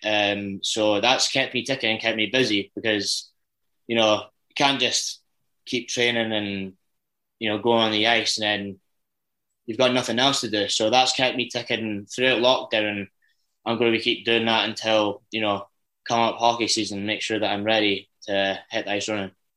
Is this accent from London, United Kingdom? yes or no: no; Dundee, Scotland, United Kingdom; accent: Scottish; I'm from Dundee